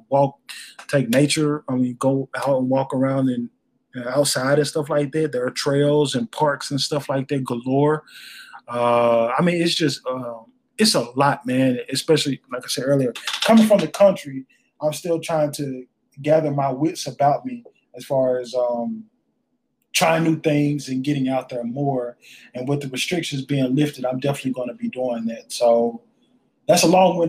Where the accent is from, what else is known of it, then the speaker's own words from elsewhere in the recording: North Louisiana, United States; now in Dallas, United States; I'm from North Louisiana too, the country